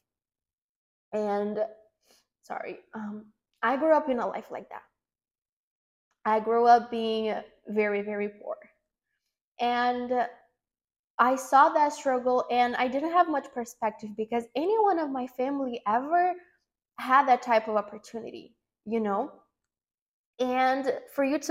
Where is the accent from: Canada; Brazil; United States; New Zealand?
Brazil; English is a second language; moved away as an adult; I'm from Brazil. I'm 26 years old now, and until 2 years ago, I was living in Brazil in a small town